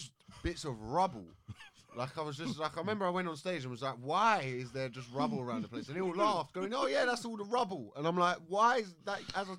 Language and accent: English; Croydon, London, United Kingdom; so I'm from Croydon. So even if I'm like, I'm up through in Stonebridge at the moment